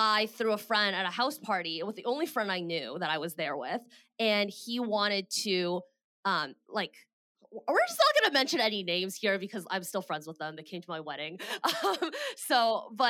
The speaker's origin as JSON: {"language": "English", "country": "Canada", "also_born_or_lived": "Bay Area, California", "moved": "as an adult", "said": "I am Canadian and I moved to the Bay Area and found a job in tech"}